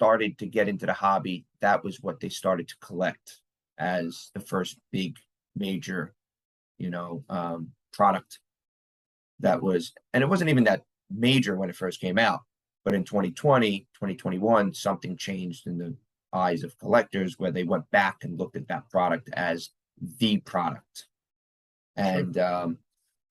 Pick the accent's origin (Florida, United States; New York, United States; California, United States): New York, United States; New York City; part of a borough in New York, where I'm from